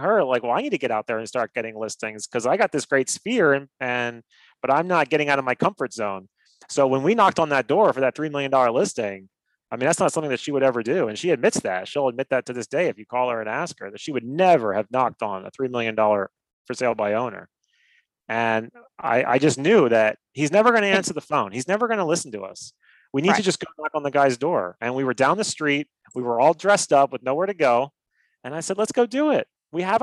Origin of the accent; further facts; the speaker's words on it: Miami, Florida, United States; now in Naples, United States; I'm a hustler from Miami.